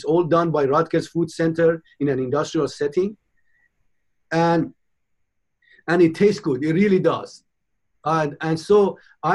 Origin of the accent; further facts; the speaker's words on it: Iran; moved away as an adult; also born or lived in United Kingdom / Michigan / Cincinnati / Philadelphia; now in United States; I was born in Iran in 54. And I left my old country in 1975 as a young 19-year-old, went to the United Kingdom